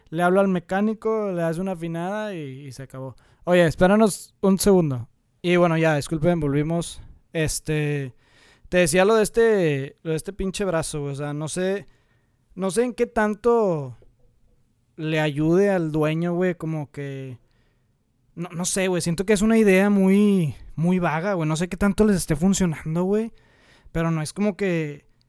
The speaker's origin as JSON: {"language": "Spanish", "town": "Monterrey", "region": "Nuevo León", "country": "Mexico", "said": "aquí, güey, en Monterrey, güey, nosotros somos de Monterrey"}